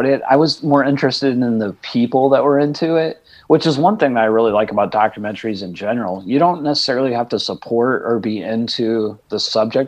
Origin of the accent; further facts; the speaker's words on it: Indiana, United States; also born or lived in New Orleans / Los Angeles; now in Georgia, United States; I was born in Indiana